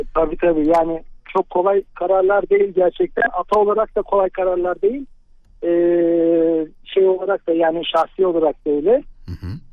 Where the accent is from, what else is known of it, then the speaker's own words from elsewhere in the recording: Eskişehir, Turkey; Eskişehir'de memleketimde